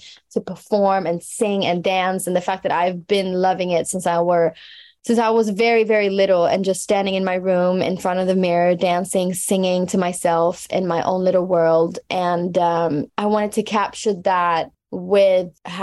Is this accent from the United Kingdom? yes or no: no; Stockholm, Stockholm County, Sweden; my hometown